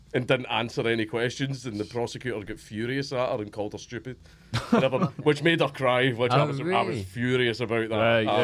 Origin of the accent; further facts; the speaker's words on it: Coatbridge, Scotland, United Kingdom; I grew up in Coatbridge.